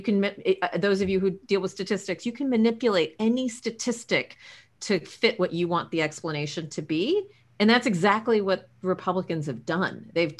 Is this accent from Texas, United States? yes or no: yes; San Antonio, Texas, United States; There was this movement in San Antonio, my hometown, San Antonio, Texas, over Thanksgiving